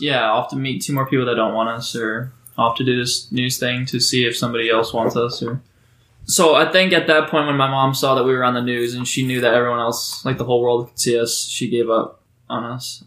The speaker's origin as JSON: {"language": "English", "town": "Oregon", "region": "Ohio", "country": "United States", "tie": "born or raised there", "also_born_or_lived": "Memphis, Tennessee", "said": "I grew up for the most part in a small town called Oregon. That's a, in Ohio, the greatest state"}